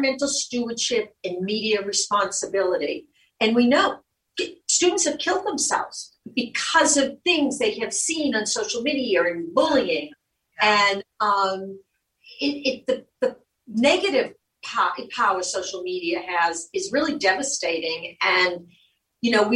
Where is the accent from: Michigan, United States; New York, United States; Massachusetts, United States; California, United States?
Massachusetts, United States; Boston; moved away; also born or lived in Cape Cod; I'm from Dorchester. My family, my mother, the whole family's from Southie